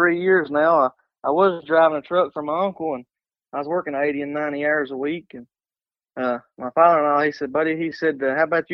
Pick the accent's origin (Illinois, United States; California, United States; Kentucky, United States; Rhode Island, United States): Kentucky, United States; Manchester; now in London, Kentucky, United States; I was born in Manchester, Kentucky, and I live now in London, Kentucky.